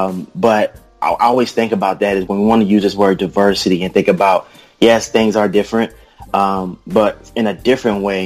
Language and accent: English; the South, United States; accent: deep southern; I have a deep southern dialect